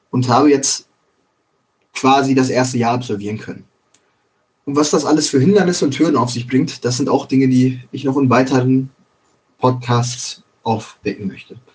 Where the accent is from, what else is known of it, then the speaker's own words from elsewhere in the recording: Schwerte, North Rhine-Westphalia, Germany; also born or lived in Dortmund / Bochum; ich bin halt geboren und aufgewachsen in Schwerte, Dortmund und Bochum. Den Großteil meiner Kindheit habe ich in diesen drei Städten verbracht